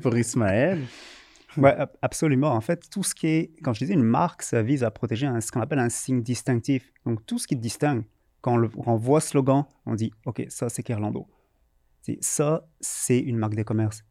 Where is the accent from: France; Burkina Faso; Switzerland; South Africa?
France; moved away as an adult; now in Montreal, Canada; je viens de France